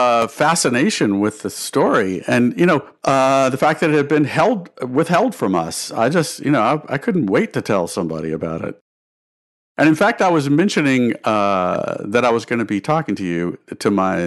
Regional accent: the South, United States; now in New York City, United States; I've lived most of my life in New York City, and yet, I feel this deep connection with the South. I'm a Southerner.

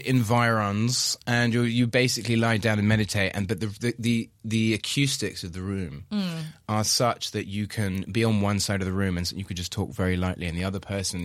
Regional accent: United Kingdom; I'm British.

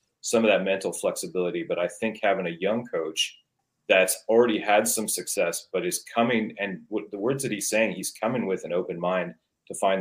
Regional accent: the Northwest, Pacific Northwest, United States; moved away; I'm originally from the Northwest

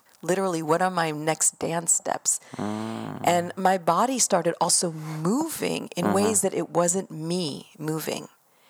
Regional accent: Israel; also born or lived in United States; So I was born in Israel and my mom's American, my father's Israeli, and I've been back and forth my whole life.

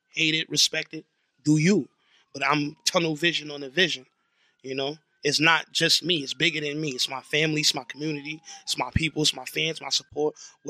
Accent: Elmont, New York, United States; I come from Elmont, Long Island, small town.

